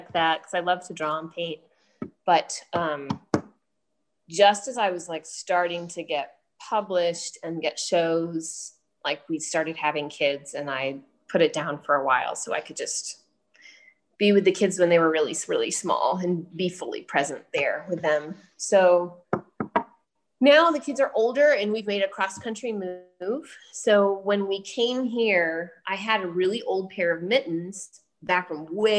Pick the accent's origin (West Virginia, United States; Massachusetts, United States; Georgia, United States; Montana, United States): Massachusetts, United States; New England; I was born on the East Coast of the USA, up in New England and Massachusetts, and was the bearer of many hand-knit items as a child.